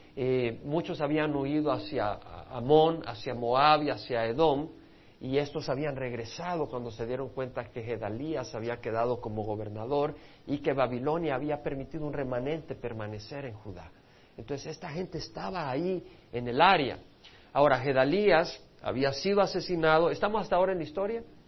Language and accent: Spanish; El Salvador; mi pueblo salvadoreño